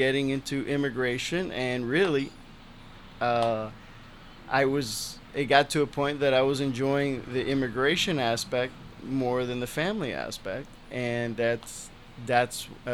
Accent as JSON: {"language": "English", "town": "Miami", "region": "Florida", "country": "United States", "tie": "born or raised there", "moved": "as an adult", "lives_now": "New Hampshire, United States", "said": "when I moved from Miami to New Hampshire"}